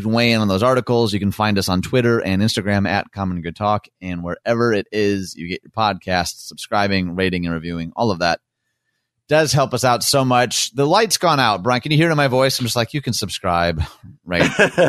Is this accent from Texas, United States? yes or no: no; Los Angeles, California, United States; also born or lived in Southern United States; And gosh, I tell you what, I grew up half in East LA and half in the South.